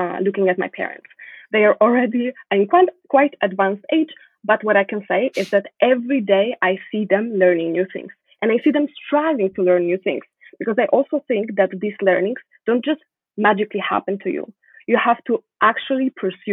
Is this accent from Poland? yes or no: yes; Poland; moved away as an adult; now in Montreal, Canada; I was born in Poland, but the most important part of my upbringing were my parents